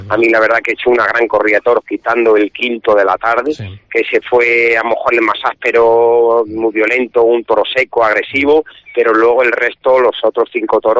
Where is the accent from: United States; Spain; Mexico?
Spain; Salamanca, Castile and León; Somos muchos los de Salamanca que venimos a la feria